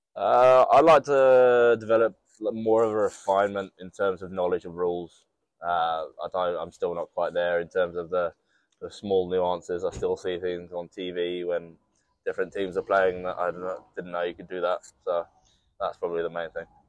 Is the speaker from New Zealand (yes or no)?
yes; New Zealand; now in England; I know the basics through growing up in New Zealand